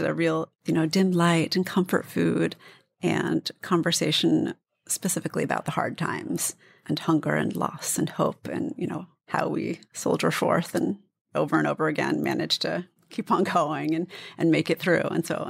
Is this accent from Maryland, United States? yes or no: yes; D.C. area, Maryland, United States; In the D.C. area, Maryland, right outside.